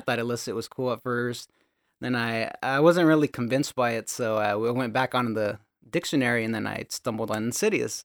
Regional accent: Gilroy, California, United States; I was born and raised in Gilroy, California.

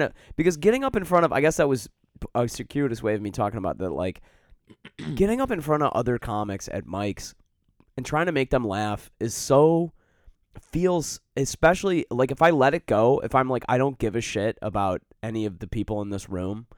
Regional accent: Detroit, Michigan, United States; now in Chicago, United States; I grew up in Detroit

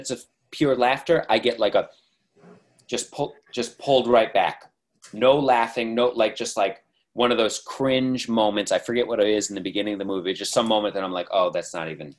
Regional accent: United States; as an American

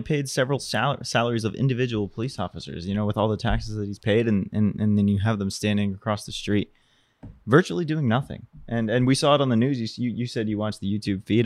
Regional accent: Boston, Massachusetts, United States; also born or lived in Florida; now in Los Angeles, United States; I grew up in Boston

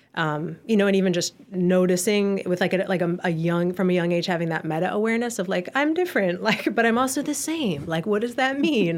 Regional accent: Ann Arbor, Michigan, United States; I was born in Ann Arbor, Michigan in nineteen eighty-two

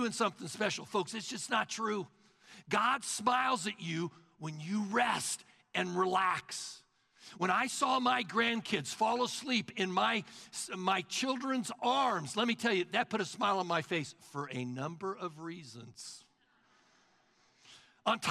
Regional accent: the South, United States; now in Collin County, Texas, United States; we're from the South

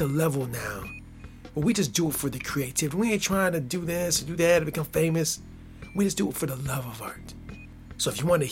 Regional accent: United States; I'm born and raised in America.

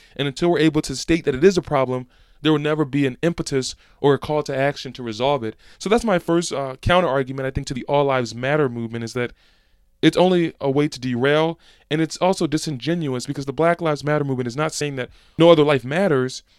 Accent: Philadelphia, Pennsylvania, United States; in Philadelphia, my hometown

